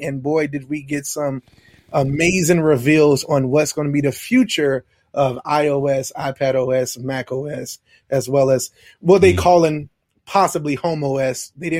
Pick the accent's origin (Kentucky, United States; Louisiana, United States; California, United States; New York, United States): Louisiana, United States; Baton Rouge; So that's who I am from Baton Rouge, Louisiana.